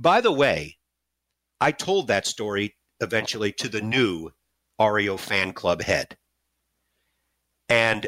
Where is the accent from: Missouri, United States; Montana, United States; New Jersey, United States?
Missouri, United States; St. Louis; I'm from St. Louis.